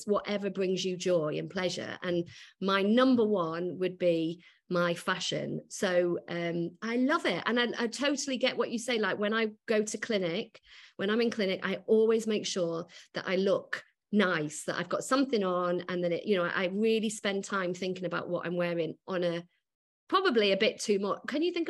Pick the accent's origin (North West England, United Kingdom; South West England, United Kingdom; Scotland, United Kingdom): North West England, United Kingdom; Macclesfield; moved away as an adult; now in London, United Kingdom; I grew up in Macclesfield.